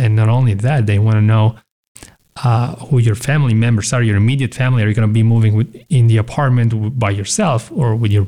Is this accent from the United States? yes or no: no; Italy; we have a big Amazon facility in my hometown that just opened recently a few years ago